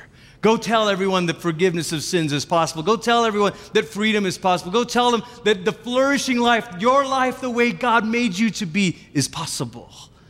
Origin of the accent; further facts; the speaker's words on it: Malaysia; moved away; I, growing up in Malaysia, we crossed over the Pacific several times.